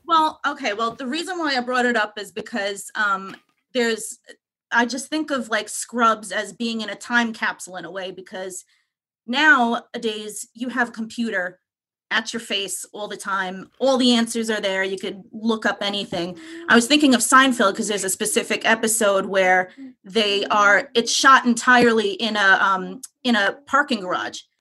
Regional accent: Long Island, New York, United States; accent: New York; moved away as an adult; now in Philadelphia, United States; I grew up in Long Island. I'm a Long Island girl

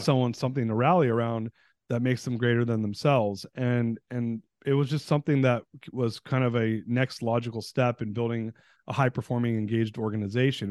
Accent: United States; also born or lived in Iran; I was born in the States, but moved back there, and then we, we fled during um, in nineteen seventy-nine

